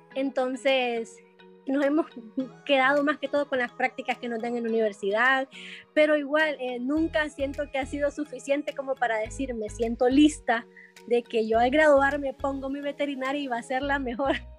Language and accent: Spanish; Honduras; mi hermana y yo este, somos hondureñas